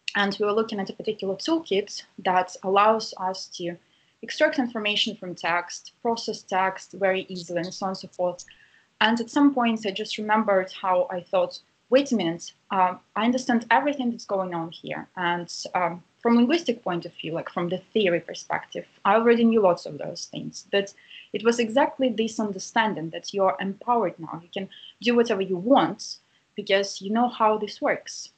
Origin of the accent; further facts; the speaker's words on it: Saint Petersburg, Russia; now in Cambridge, United Kingdom; I'm originally from Russia, from St. Petersburg, uh, and currently I'm based in Cambridge in the uh, UK